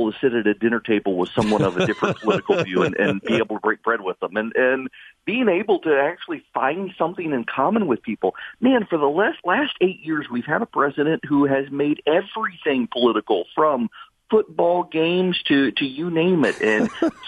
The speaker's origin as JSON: {"language": "English", "region": "Dubai", "country": "United Arab Emirates", "tie": "born or raised there", "said": "I grew up in Dubai, had never been to a music concert in my life."}